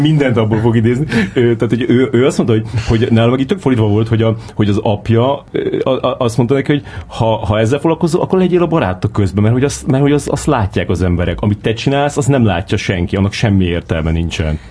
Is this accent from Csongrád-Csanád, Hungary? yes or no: yes; Szeged, Csongrád-Csanád, Hungary; én Szegeden nőttem föl